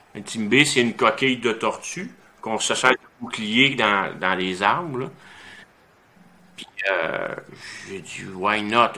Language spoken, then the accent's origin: French; Saint-Nazaire, Quebec, Canada; j'étais à Saint-Nazaire dans le coin de Drummondville. J'avais 7 ans quand j'ai commencé les arts martiaux